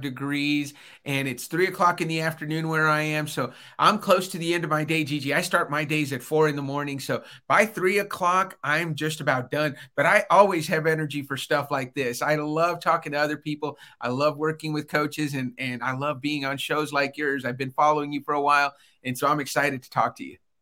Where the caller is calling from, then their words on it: Albuquerque, New Mexico, United States; I'm calling in today from Albuquerque, New Mexico.